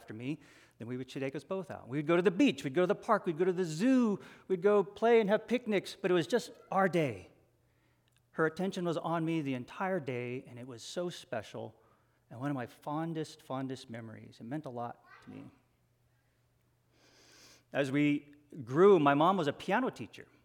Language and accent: English; Hawaii, United States; my sister and I grew up in Hawaii